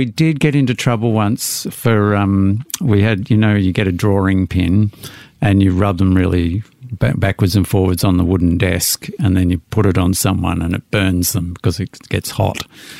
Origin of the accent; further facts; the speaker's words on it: Melbourne, Victoria, Australia; I was in the inner city in Pascoe Vale for the first 8 or 9 years, and then we moved out to the eastern suburbs, which was all rapidly converted in orchards into new housing estates.